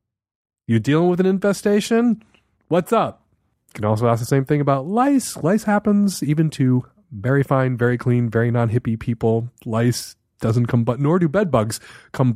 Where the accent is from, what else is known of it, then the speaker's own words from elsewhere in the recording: Chicago, Illinois, United States; I grew up in Chicago